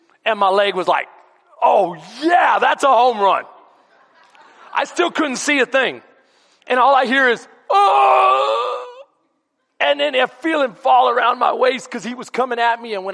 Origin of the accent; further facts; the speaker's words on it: Houston, Texas, United States; also born or lived in Bastrop, Texas / San Antonio, Texas; I grew up in some of the worst neighborhoods in Houston and in San Antonio, because he always ministered inner city